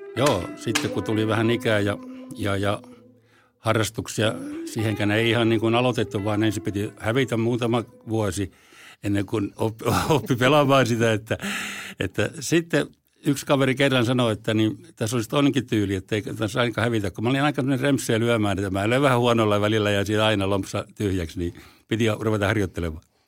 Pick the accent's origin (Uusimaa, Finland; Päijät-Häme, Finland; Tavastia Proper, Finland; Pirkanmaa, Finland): Tavastia Proper, Finland; Forssa; also born or lived in Helsinki; Forssan olen syntynyt, takaisin syntynyt Helsingissä, mutta mä taisin olla sellainen vaikea tapaus, niin mä kävin täällä vaan tulemassa rääkäsemässä ja sitten muutin Forssaan ihan siellä, että olen forssalainen